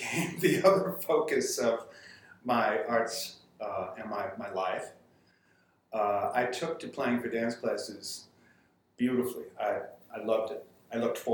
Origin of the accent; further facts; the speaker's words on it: Charlotte, North Carolina, United States; moved away as an adult; also born or lived in Greensboro, North Carolina / Winston-Salem, North Carolina; now in New Orleans, United States; I grew up in Charlotte, went to school there